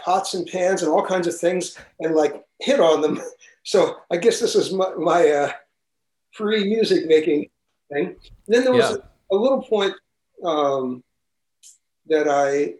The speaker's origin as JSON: {"language": "English", "town": "New York City", "region": "New York", "country": "United States", "tie": "born or raised there", "also_born_or_lived": "Manhattan", "said": "I was born in Manhattan, but I grew up in Brooklyn."}